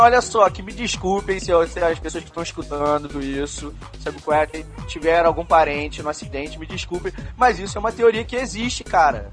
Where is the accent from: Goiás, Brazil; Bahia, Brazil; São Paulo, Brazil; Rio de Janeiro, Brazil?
Rio de Janeiro, Brazil; Petrópolis; eu nasci em Petrópolis. Petrópolis. Eu sou de Petrópolis